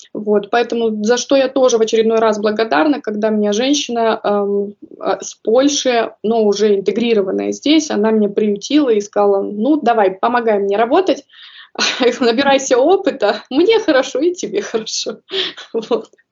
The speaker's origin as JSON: {"language": "Russian", "country": "Kazakhstan", "tie": "born or raised there", "also_born_or_lived": "North Rhine-Westphalia, Germany", "moved": "as an adult", "lives_now": "Stuttgart, Germany", "said": "я родом из Казахстана"}